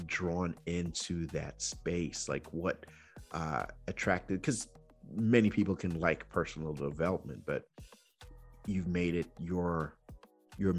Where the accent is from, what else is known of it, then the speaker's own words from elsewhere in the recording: Nigeria; moved away; also born or lived in Georgia, United States; growing up in Nigeria